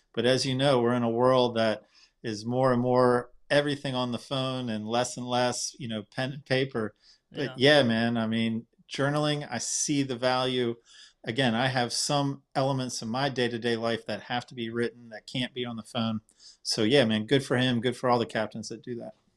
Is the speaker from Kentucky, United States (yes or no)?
no; Wilmington, North Carolina, United States; my hometown in Wilmington